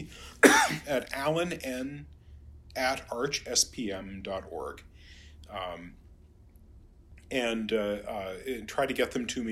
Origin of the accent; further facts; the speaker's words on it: St. Paul, Minnesota, United States; my hometown here of St. Paul, Minnesota